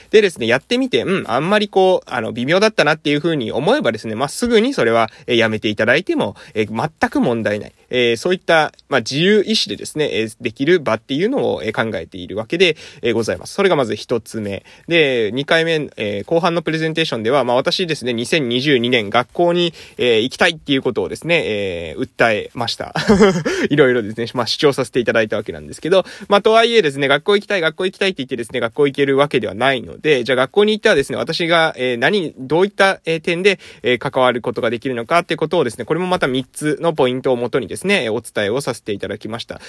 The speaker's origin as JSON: {"language": "Japanese", "area": "Amami Oshima", "region": "Kagoshima", "country": "Japan", "tie": "born or raised there", "moved": "yes", "said": "私みたいに地元に帰ってくるために地域おこし協力隊を活用する"}